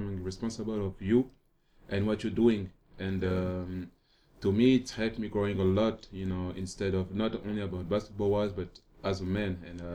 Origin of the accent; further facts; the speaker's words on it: Paris, Île-de-France, France; English is a second language; moved away as an adult; I'm from Paris. I'm grown. I was born and raised in Paris.